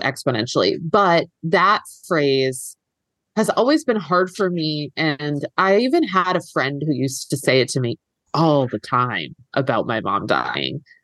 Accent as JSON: {"language": "English", "region": "East Coast", "country": "United States", "moved": "yes", "lives_now": "Los Angeles, United States", "said": "I'm here in, in L A now and I'm from, I'm from the East Coast"}